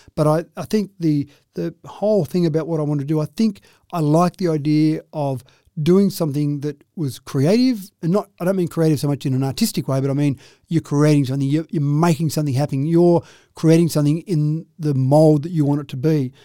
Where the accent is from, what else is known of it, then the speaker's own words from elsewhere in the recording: Dubbo, New South Wales, Australia; I grew up in Dubbo.